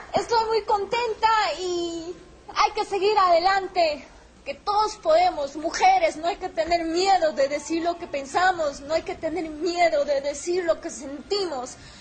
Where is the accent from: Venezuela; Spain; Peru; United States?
Peru; Huanta, Ayacucho; me siento feliz de estar aquí en mi tierra, en Huanta, con mi gente